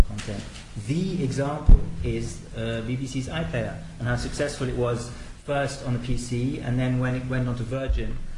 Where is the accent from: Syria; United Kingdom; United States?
United Kingdom; moved away as an adult; now in France; I'm actually British and I've been living in France for 20 years.